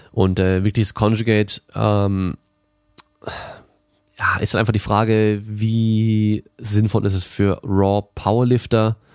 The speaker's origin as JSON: {"language": "German", "country": "Germany", "tie": "born or raised there", "also_born_or_lived": "France", "said": "und ich bin auch in Frankreich geboren, bin aber komplett in Deutschland aufgewachsen."}